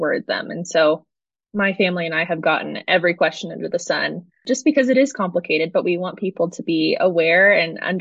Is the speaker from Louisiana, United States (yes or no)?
no; San Diego County, California, United States; now in Colorado Springs, United States; I'm originally from San Diego County, and I now live in Colorado Springs